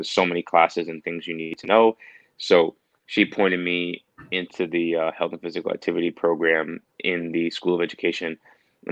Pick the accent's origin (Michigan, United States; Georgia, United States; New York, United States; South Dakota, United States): New York, United States; New York City; moved away as an adult; now in Pittsburgh, United States; I'm from New York City, born and raised in Queens